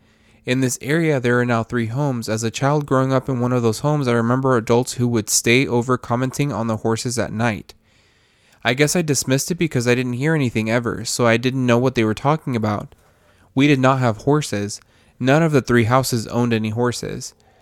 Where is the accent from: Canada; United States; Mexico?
Mexico; I grew up in Mexico, in a small town between San Luis Potosí and Zacatecas.